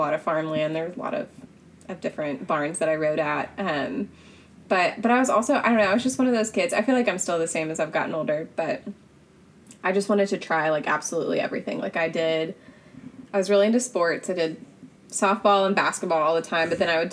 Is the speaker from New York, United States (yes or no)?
no; Franklin, Tennessee, United States; I grew up in Franklin, Tennessee